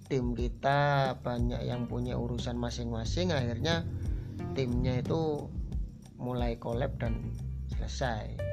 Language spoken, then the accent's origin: Indonesian; Kasian, East Java, Indonesia; Asal saya dari Desa Kasian, desanya yang namanya juga Kasian. Terus Kabupaten Jember, Provinsi Jawa Timur, Indonesia